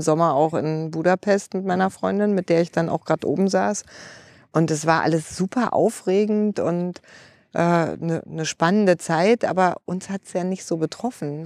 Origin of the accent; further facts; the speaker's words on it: Berlin, Germany; geboren bin ich in Kreuzberg mit dann umgezogen nach Spandau, dann aber angekommen in einer Petruswerksiedlung in Marienfelde